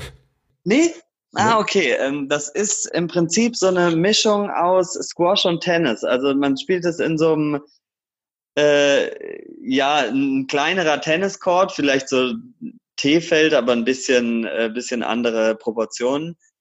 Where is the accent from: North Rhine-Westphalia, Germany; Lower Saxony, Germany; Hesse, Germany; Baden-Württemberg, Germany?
Baden-Württemberg, Germany; Karlsruhe; now in Cologne, Germany; Kleiber Markisen als Karlsruher